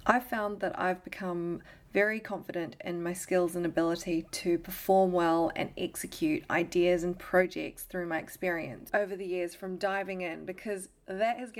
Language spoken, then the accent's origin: English; New Zealand; moved away as an adult; also born or lived in Melbourne, Australia / London, United Kingdom; I was born and raised in New Zealand